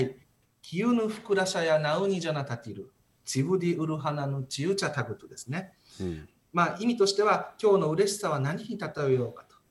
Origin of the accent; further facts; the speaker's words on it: Naha, Okinawa, Japan; also born or lived in Tomigusuku, Okinawa; 生まれはあの沖縄県の豊見城市生まれなんですけど、育ちは那覇市です。